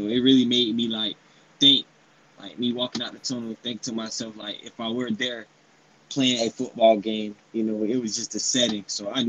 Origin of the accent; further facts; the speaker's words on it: Jacksonville, Florida, United States; He's from my hometown, Jacksonville, Florida.